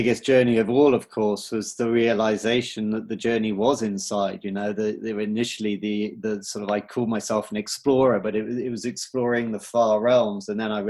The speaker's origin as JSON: {"language": "English", "country": "United Kingdom", "tie": "born or raised there", "said": "I'm British. I grew up around the UK, a military family, Christian, went to like English boarding school, joined the Marines as an officer."}